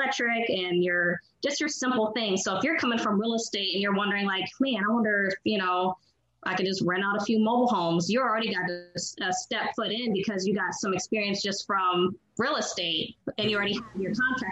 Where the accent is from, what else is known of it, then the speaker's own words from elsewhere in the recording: Columbus, Ohio, United States; I'm from Columbus